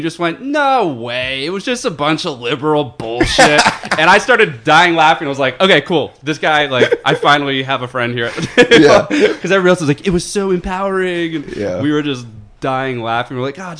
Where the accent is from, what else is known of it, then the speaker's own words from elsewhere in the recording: Fairfield, Connecticut, United States; moved away; I am from Fairfield, Connecticut.